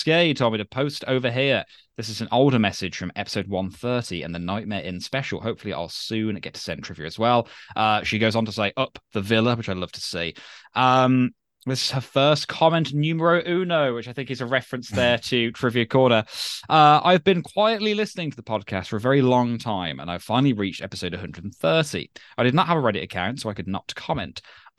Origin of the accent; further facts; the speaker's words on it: Puerto Rico; English is a second language; I am from Puerto Rico, a tiny Spanglish-speaking Caribbean island. There's a US Commonwealth territory.